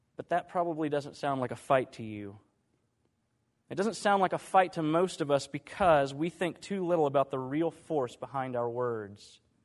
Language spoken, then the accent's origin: English; Dallas, Texas, United States; I grew up in Dallas